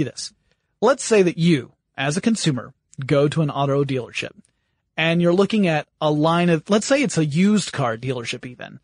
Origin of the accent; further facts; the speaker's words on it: United States; being American